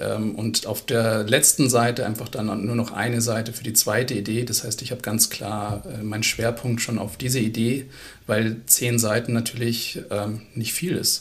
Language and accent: German; Munich, Bavaria, Germany; Ich als Münchner